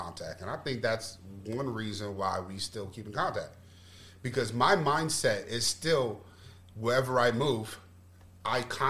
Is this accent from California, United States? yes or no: no; Florida, United States; I lived with him when I was very, very young, when I was growing up in Florida, my Uncle David.